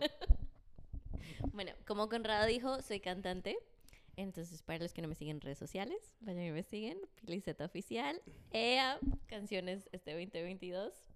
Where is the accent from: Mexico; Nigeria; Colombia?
Colombia; Bogotá; accent: Rolo; Yo soy de Bogotá